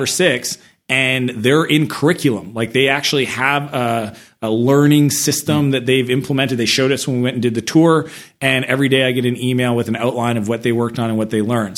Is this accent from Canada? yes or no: yes; Canada; moved away as an adult; also born or lived in San Francisco; I'm Canadian